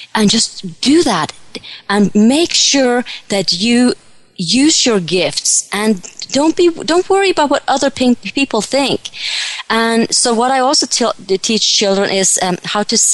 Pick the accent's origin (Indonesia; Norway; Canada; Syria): Norway; moved away; when I was a little girl back in Norway, I grew up in Norway, I was about 10, 12 years old